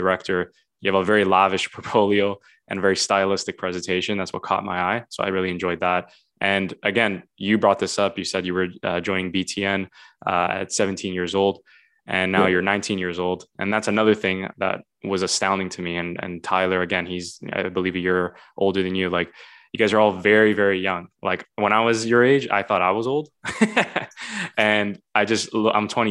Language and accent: English; Vaughan, Ontario, Canada; also born or lived in Toronto; I was born in Toronto, born in the city, and then I grew up in Vaughan